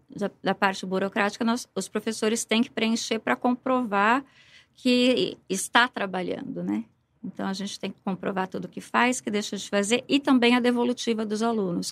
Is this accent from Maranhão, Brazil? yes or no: no; São Paulo, Brazil; moved away as an adult; now in Ribeirão Preto, Brazil; eu sou paulistana, comecei a lecionar em São Paulo